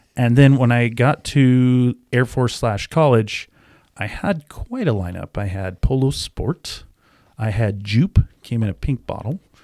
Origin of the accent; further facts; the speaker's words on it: the Northwest, Pacific Northwest, United States; also born or lived in Florida / Japan / New Jersey; now in Washington, United States; I grew up in the Northwest